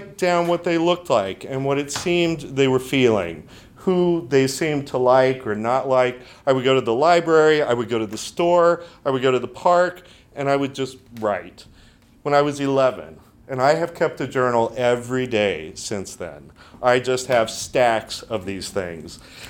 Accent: near Galveston, Gulf Coast of Texas, United States; And I grew up on the Gulf Coast of Texas, about a mile down the road from Sheldon Cooper. At least that's what he says. So near Galveston is where I'm from.

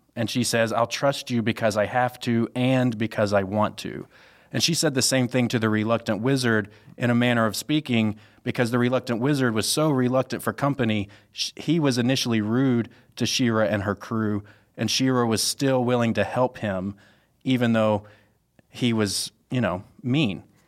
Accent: Mississippi, Louisiana area, the South, United States; moved away as an adult; now in Chicago, United States; I'm originally from the South, uh, Mississippi, Louisiana area specifically

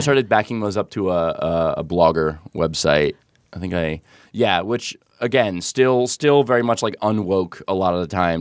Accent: near Novi, Michigan, United States; it's near Novi, Michigan.

